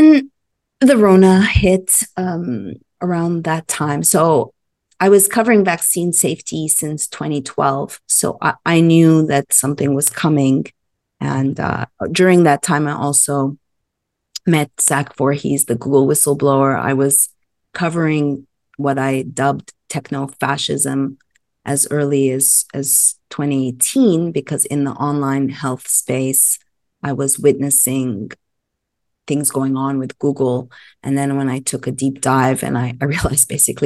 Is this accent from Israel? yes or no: no; Montreal, Quebec, Canada; moved away as an adult; also born or lived in Los Angeles, United States; I hail from Montreal, Canada, and I left Canada, I think, when I graduated journalism school, came to Los Angeles, lived in Los Angeles for 23 years.